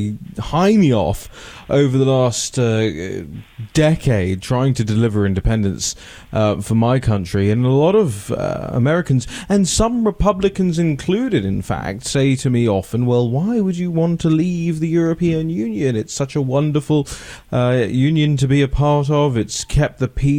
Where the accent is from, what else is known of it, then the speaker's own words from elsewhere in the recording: United Kingdom; now in Washington, D.C., United States; as a British citizen